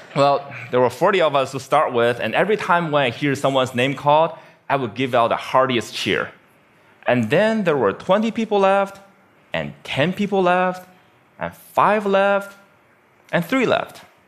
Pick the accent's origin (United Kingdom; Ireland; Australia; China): China; Beijing; my hometown, Beijing, China